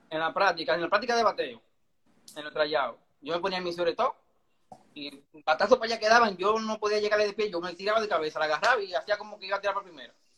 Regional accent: Santo Domingo Este, Distrito Nacional, Dominican Republic; also born or lived in Pantoja; Yo nací en Los Minas, en la, en la maternidad de Los Minas

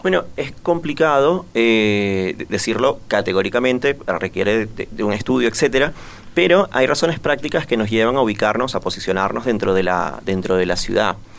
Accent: Venezuela; now in Montevideo, Uruguay; como venezolano, o al menos yo me pienso así, me entiendo más como de un circuito suramericano

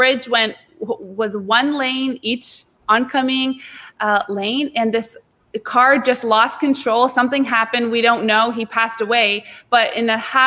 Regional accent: Canada; also born or lived in South Florida; now in Florida, United States; I'm from Canada originally, but I'm now living in South Florida and working at Palm Beach Atlantic

